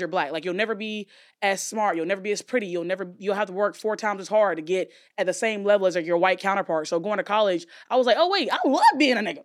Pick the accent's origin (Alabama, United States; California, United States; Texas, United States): Alabama, United States; moved away; I grew up in Alabama